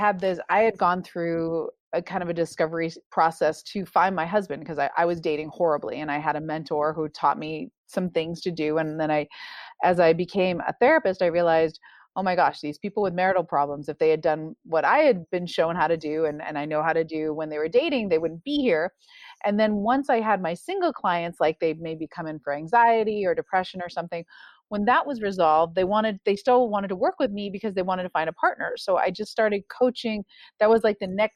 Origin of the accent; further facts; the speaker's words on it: Newburyport, Massachusetts, United States; moved away as an adult; now in West Coast, United States; I'm from Newburyport, Massachusetts. I grew up and I never thought I would live outside of New England.